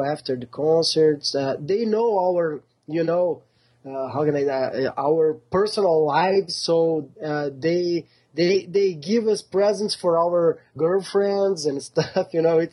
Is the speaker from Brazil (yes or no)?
yes; Porto Alegre, Rio Grande do Sul, Brazil; we are from extreme south Brazil. Our city is called Porto Alegre